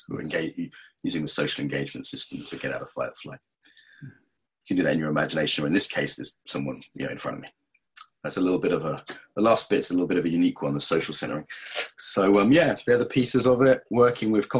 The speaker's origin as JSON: {"language": "English", "region": "England", "country": "United Kingdom", "said": "I'm English"}